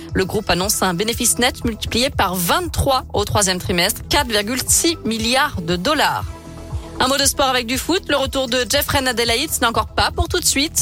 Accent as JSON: {"language": "French", "town": "Lyon", "region": "Auvergne-Rhône-Alpes", "country": "France", "said": "chez nous, à Lyon"}